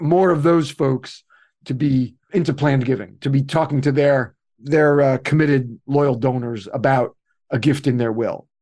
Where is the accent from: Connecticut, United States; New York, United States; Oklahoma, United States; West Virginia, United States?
New York, United States; New York City; I'm from New York City.